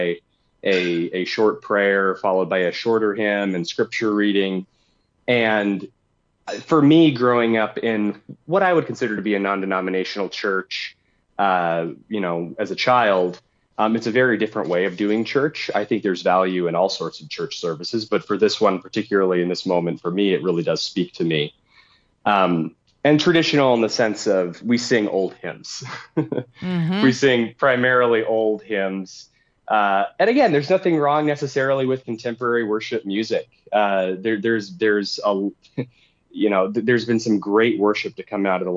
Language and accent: English; United States; as an American Christian